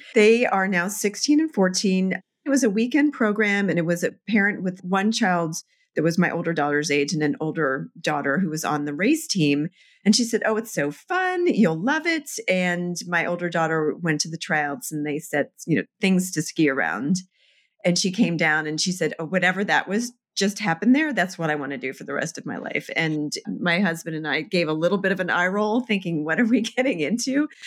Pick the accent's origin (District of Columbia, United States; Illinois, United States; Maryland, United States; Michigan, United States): Maryland, United States; Annapolis; also born or lived in New York; now in Vermont, United States; I grew up in Annapolis, Maryland